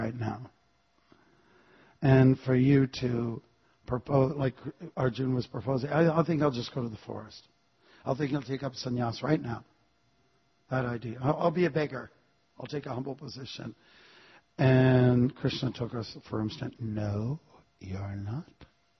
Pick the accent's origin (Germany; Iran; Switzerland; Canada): Canada; I'm from Canada.